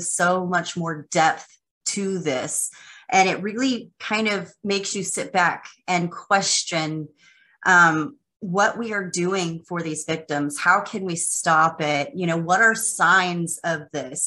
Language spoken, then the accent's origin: English; Texas, United States; I'm a Texas girl